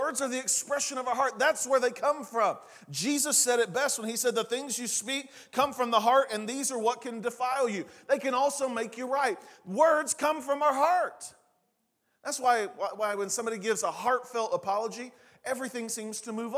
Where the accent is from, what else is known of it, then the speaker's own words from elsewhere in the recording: Eastern Oklahoma, United States; now in Oklahoma City, United States; the way I grew up saying it in Eastern Oklahoma